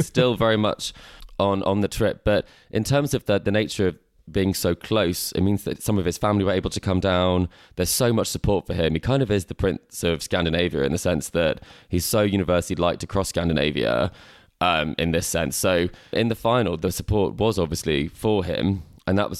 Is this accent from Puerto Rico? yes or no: no; United Kingdom; I couldn't speak any languages at all as a Brit in Sweden